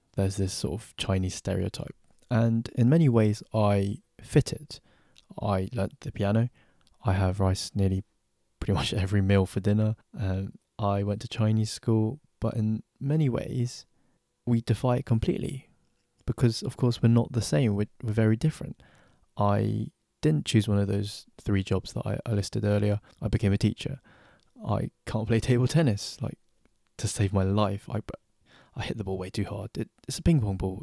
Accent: London, United Kingdom; I'm from London

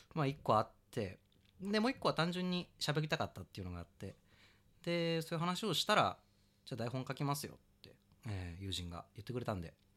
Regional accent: Kawasaki, Kanagawa, Japan; also born or lived in Setagaya, Tokyo; now in Tokyo, Japan; 出身地、えーっとね、神奈川県川崎市ですね。で、一時子供の頃世田谷に住んでて、で、今は東京に

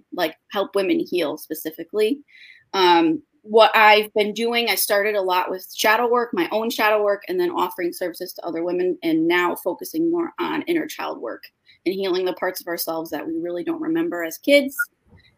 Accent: East Haven, Connecticut, United States; I am from technically East Haven, Connecticut

